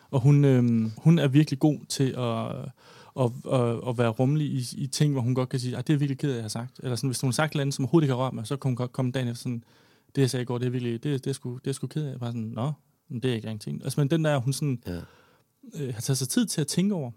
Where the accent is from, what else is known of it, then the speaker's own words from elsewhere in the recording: Odder, Central Denmark Region, Denmark; moved away as an adult; also born or lived in Copenhagen; flyttede hjem og boede i Odder, hvor jeg kommer fra, hjemme med min far